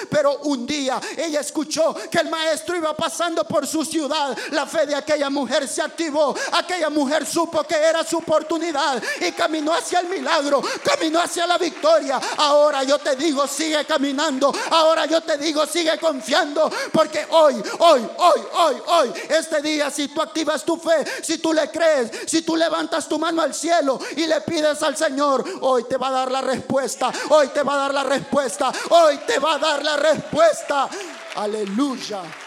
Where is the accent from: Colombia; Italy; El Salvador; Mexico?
El Salvador; moved away; yo soy salvadoreño